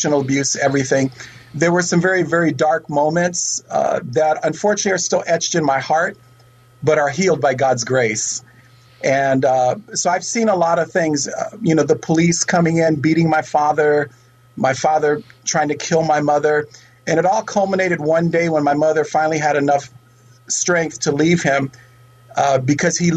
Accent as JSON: {"language": "English", "town": "Oakland", "region": "California", "country": "United States", "tie": "born or raised there", "said": "I am a true native. I was born in Oakland"}